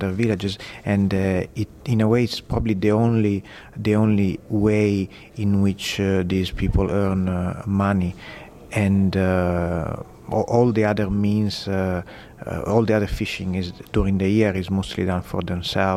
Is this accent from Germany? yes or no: no; Sicily, Italy; now in Canada; I'm originally from Sicily, and I grew up next to a fishing village